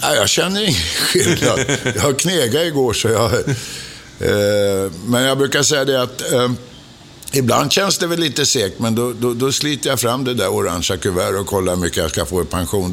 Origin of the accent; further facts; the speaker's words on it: Stockholm, Stockholm County, Sweden; Jag är född på Åsögatan